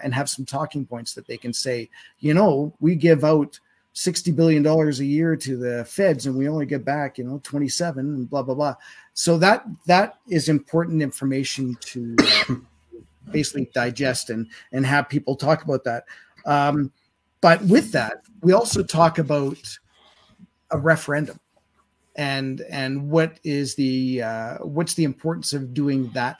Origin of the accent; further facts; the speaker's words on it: Winnipeg, Manitoba, Canada; moved away; And I grew up in Manitoba. I grew up in Winnipeg.